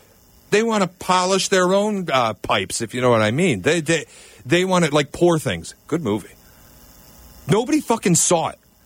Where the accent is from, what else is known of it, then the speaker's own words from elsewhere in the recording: Detroit, Michigan, United States; I grew up in Detroit